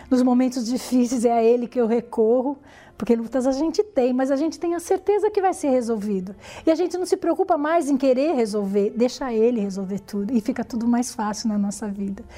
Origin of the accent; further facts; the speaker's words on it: São Paulo, Brazil; nasci em São Paulo, né, no bairro da Lapa. É, lá convivi com meus pais durante muitos anos.